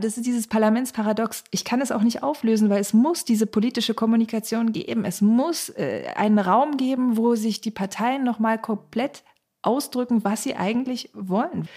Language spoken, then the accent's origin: German; Cottbus, Brandenburg, Germany; die direkt gewählte Bundestagsabgeordnete von Cottbus und Spreneiße, meiner Heimat